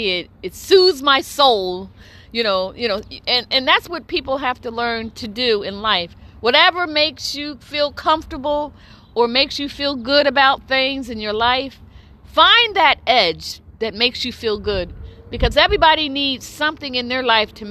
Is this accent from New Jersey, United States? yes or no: yes; New Jersey, United States; I'm from New Jersey